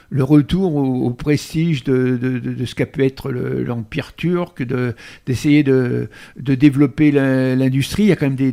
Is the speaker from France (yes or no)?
yes; France